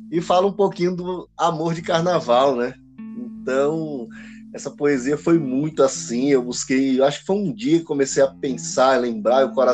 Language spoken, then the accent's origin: Portuguese; Pernambuco, Brazil; now in Guarulhos, Brazil; para nós somos pernambucano